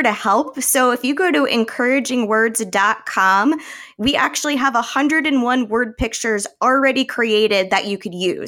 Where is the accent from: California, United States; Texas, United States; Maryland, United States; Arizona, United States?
Arizona, United States; I'm from Arizona.